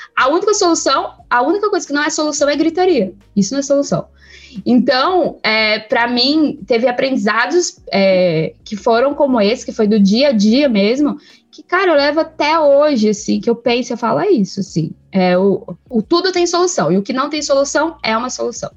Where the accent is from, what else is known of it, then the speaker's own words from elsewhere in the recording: São Paulo, Brazil; Eu vim da, da Zona Leste de São Paulo. Eu acredito que seja assim, o último bairro da Zona Leste, que é Itaim Paulista